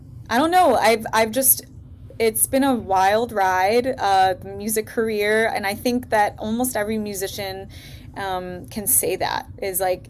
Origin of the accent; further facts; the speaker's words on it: Detroit, Michigan, United States; I am from Detroit